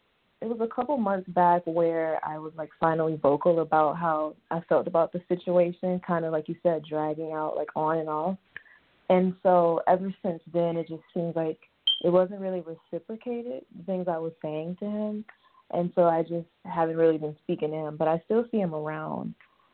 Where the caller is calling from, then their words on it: Albany, Georgia, United States; I am in Albany, Georgia at the moment.